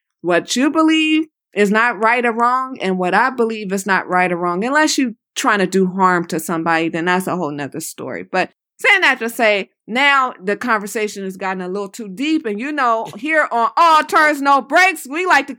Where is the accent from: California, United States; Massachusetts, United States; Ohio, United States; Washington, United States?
California, United States; Los Angeles; I'm like, no, I'm from Los Angeles.